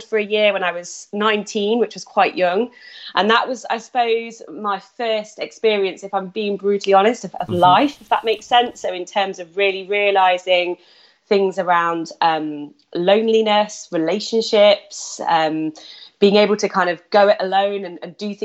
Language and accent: English; Nottingham, East Midlands, United Kingdom; also born or lived in South of England; I'm from Nottingham, from Robin's Hood. That's where I kind of grew up and spent my childhood.